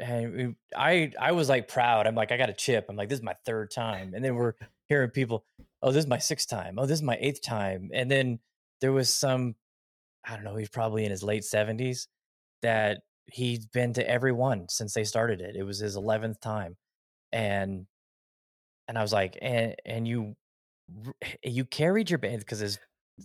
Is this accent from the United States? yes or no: yes; Las Vegas, Nevada, United States; I'm born and raised in Vegas. I've been out here my whole life